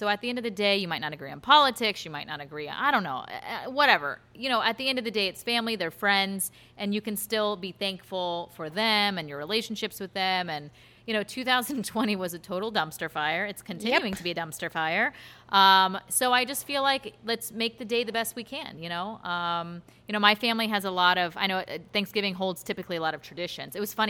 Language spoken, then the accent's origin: English; United States; I'm American. And they're like, what do you mean? I'm like, literally my genetic background and my genealogy is Pilgrims and Indians.